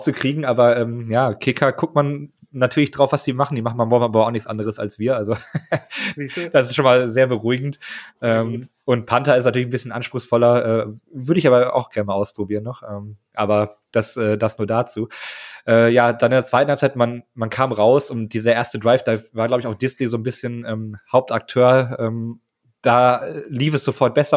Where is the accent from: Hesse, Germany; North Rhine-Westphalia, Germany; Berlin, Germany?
North Rhine-Westphalia, Germany; Münster; ich komme aus Münster